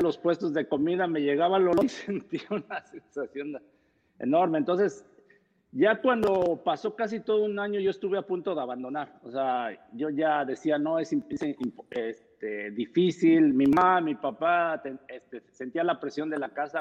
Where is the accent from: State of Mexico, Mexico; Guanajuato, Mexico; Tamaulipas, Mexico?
State of Mexico, Mexico; Texcoco; yo soy de Texcoco, Estado de México, de una familia numerosa